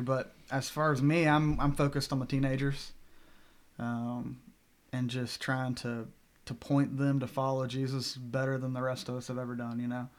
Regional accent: Bentonville, Arkansas, United States; moved away; I'm originally from Bentonville, Arkansas, home of Walmart. Born and raised

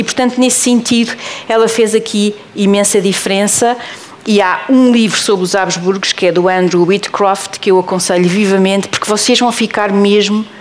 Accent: Portugal; eu sei bem que estou em Portugal e sou portuguesa

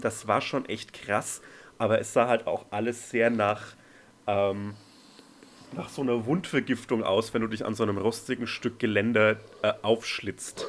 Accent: Franconia, Bavaria, Germany; aus meinem Heimatland

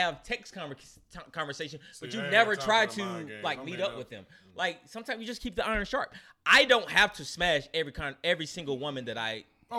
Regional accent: High Point, North Carolina, United States; moved away; I grew up next to Greensboro, who had A&T.

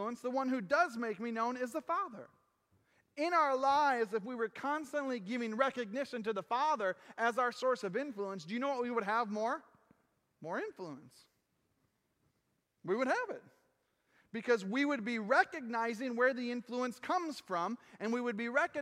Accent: United States; I am an American. I have no problem saying I'm American

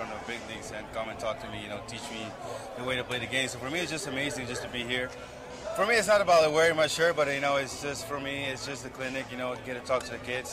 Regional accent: Curaçao; also born or lived in Amsterdam, Netherlands; I was born there, so I lived there for five, six years, and then I moved to Curacao

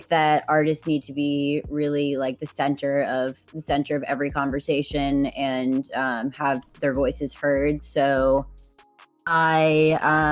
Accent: Boston, Massachusetts, United States; now in Los Angeles, United States; I'm from Boston originally, and I live in LA right now.

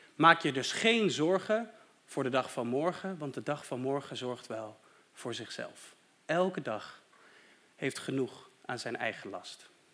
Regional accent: Deventer, Overijssel, Netherlands; moved away; Ik ben opgegroeid in Deventer en ook daar had ik een hele fijne kerk

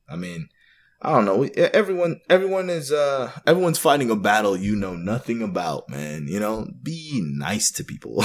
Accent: Canada; also born or lived in Jamaica (ancestry); now in United States; I'm born in Canada, actually. I was born in Canada, but I now live in the U S

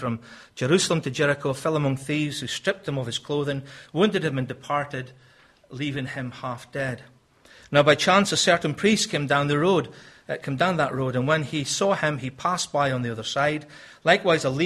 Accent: Scotland, United Kingdom; moved away; I'm obviously from Scotland

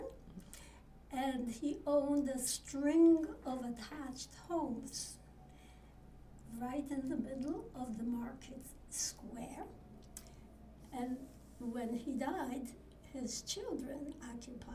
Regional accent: 18 km from Auschwitz, Lesser Poland, Poland; moved away; I was born in Poland, actually 18 kilometers from Auschwitz

